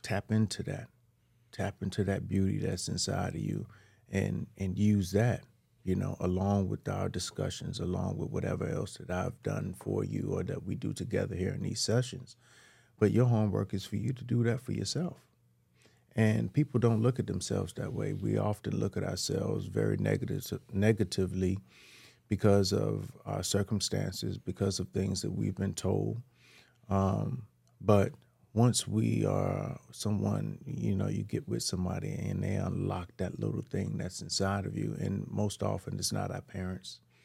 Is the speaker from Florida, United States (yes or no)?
yes; Miami, Florida, United States; I was born in Liberty City.